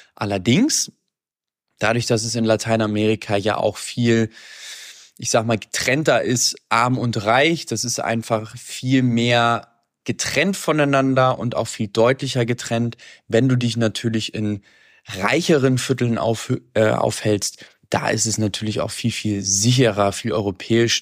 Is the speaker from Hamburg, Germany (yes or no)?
yes; Hamburg, Germany; moved away; also born or lived in Medellín; ich komme aus Hamburg